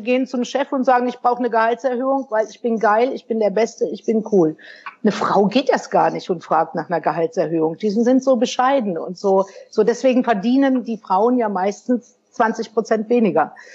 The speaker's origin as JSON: {"language": "German", "region": "North Rhine-Westphalia", "country": "Germany", "tie": "born or raised there", "said": "ich bin ja in den 60er Jahren groß geworden im Sauerland. Auch klassische Familie, Mutter zu Hause, Vater hat gearbeitet."}